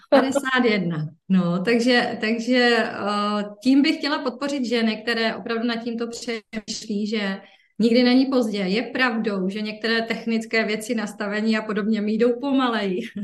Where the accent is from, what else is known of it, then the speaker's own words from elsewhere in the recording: Ostrava, Moravian-Silesian Region, Czechia; tady u nás v Ostravě